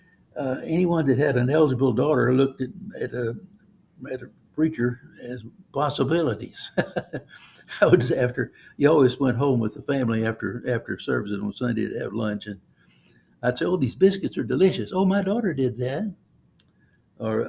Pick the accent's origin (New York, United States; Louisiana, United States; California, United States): Louisiana, United States; Cajun; I'm a Cajun